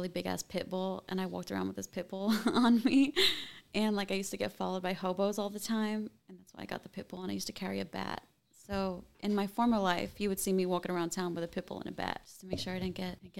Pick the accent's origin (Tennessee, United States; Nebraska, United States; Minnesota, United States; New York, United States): New York, United States; Long Island; I'm from Long Island.